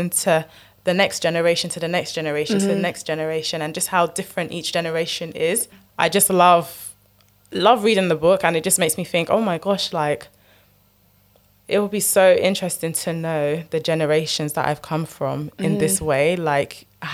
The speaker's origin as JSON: {"language": "English", "country": "United Kingdom", "said": "being British, but having a Nigerian name"}